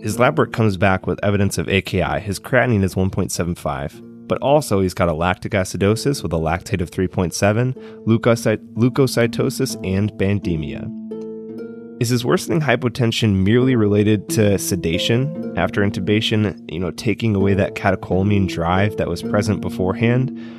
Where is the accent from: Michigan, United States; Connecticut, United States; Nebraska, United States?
Michigan, United States; Detroit; my hometown, the Motor City